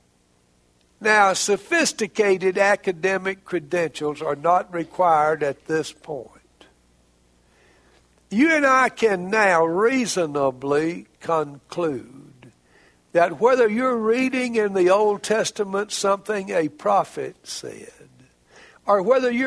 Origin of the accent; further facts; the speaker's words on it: Heber Springs, Arkansas, United States; Heber Springs, Arkansas, my hometown